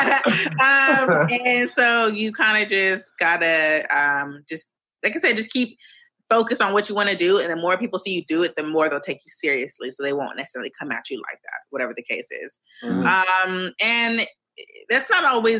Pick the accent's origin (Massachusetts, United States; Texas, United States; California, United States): California, United States; Los Angeles; also born or lived in Woodland Hills / Granada Hills; I'm from LA. I'm a Valley girl.